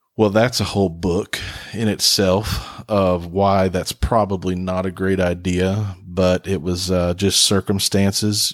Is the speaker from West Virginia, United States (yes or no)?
yes; Huntington, West Virginia, United States; now in Sneads Ferry, United States; I'm from West Virginia, from Huntington, West Virginia